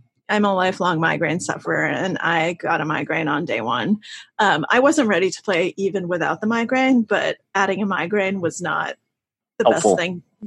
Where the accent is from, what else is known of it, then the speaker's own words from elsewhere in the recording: Russia; moved away; my family's Russian. I was born in Russia